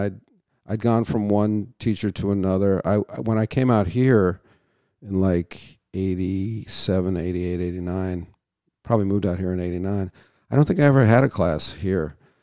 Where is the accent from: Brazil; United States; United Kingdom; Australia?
United Kingdom; And I think that's a function of being British, you know.